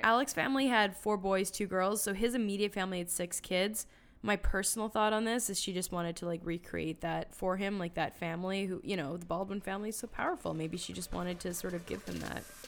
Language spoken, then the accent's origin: English; Canada; now in United States; I'm from Canada. Love Canada, love America, but I live here